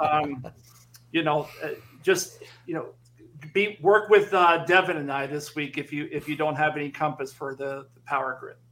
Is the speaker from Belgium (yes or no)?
no; Philadelphia, Pennsylvania, United States; at Philly, my hometown.